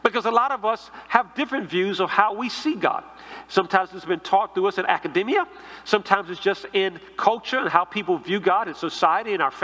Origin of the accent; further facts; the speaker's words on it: Washington, District of Columbia, United States; growing up in a church where I grew up in Northeast D.C.